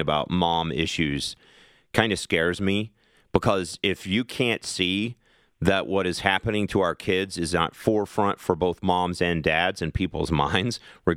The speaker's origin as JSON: {"language": "English", "region": "Kentucky", "country": "United States", "tie": "born or raised there", "said": "my home state of Kentucky"}